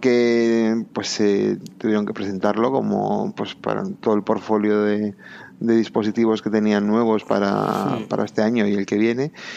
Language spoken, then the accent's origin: Spanish; Bilbao, Basque Country, Spain; moved away as an adult; also born or lived in England; now in Madrid, Spain; yo soy de Bilbao